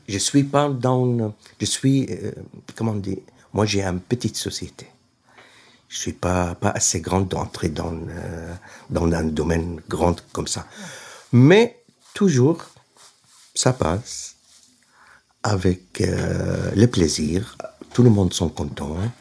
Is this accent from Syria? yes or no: yes; Aleppo, Aleppo Governorate, Syria; French is a second language; moved away as an adult; also born or lived in Burgundy, France; now in Lyon, France; je suis, je viens de Syrie